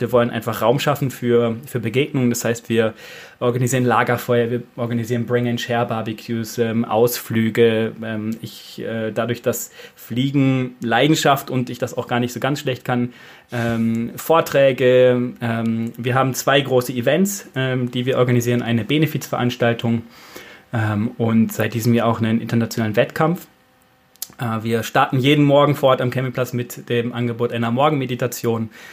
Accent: near Bielefeld, North Rhine-Westphalia, Germany; moved away as an adult; now in Austria; aus der Nähe von Bielefeld, weil Bielefeld an sich gibt es ja nicht, bevor die Frage jetzt kommt. Ähm, genau, da komme ich gebürtig her und bin jetzt seit äh, sieben Jahren hier in Österreich

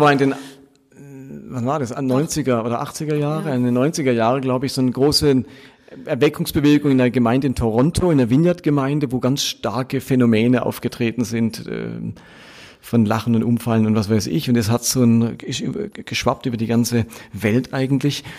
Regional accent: Karlsruhe, Baden-Württemberg, Germany; also born or lived in Basel; aufgewachsen bin ich in Karlsruhe katholisch

